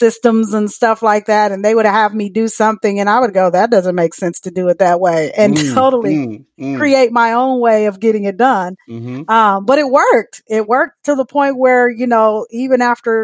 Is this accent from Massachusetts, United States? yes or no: no; Michigan, United States; now in Dallas, United States; I'm from Michigan, but I am officially a Texan